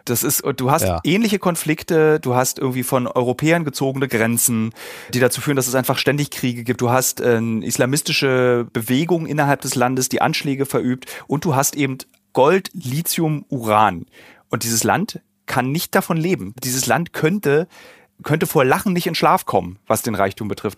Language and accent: German; East Germany, Germany; ich als Ossi